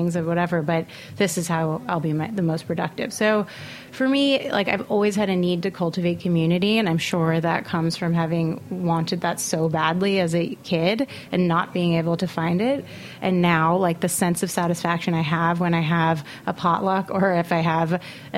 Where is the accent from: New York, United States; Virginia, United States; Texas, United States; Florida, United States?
New York, United States; New York City; I grew up in Manhattan. I went to an Upper East Side private school.